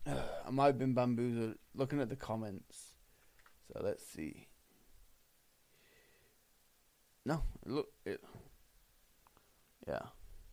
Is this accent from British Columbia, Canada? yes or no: no; Winnipeg, Manitoba, Canada; This was filmed in my hometown